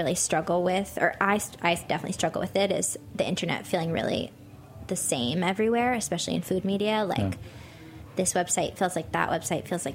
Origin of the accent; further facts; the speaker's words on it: Baltimore, Maryland, United States; I'm from Baltimore, so not deep in the South